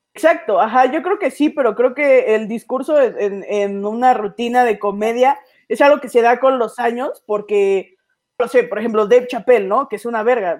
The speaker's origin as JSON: {"language": "Spanish", "region": "Mexico City", "country": "Mexico", "said": "soy comediante, tengo 24 años, soy de la Ciudad de México."}